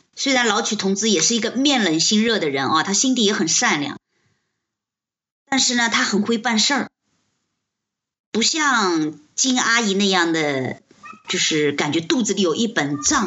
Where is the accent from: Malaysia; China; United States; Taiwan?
China; 我们中国人